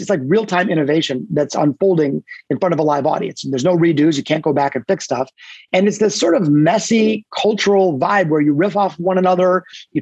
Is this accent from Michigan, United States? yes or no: yes; Detroit, Michigan, United States; Yeah, so I grew up in Detroit. I'm a hardcore Detroit guy, born in the city, not the suburbs